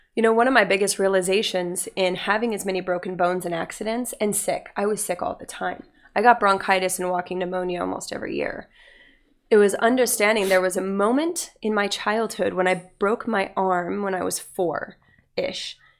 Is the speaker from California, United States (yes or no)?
no; Utah, United States; I grew up in Utah